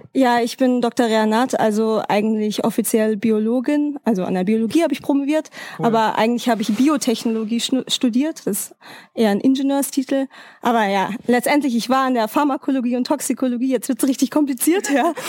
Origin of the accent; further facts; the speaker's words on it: Frankfurt, Hesse, Germany; moved away as an adult; also born or lived in Freiburg; Ich komme aus Frankfurt, also damals habe ich in Freiburg gewohnt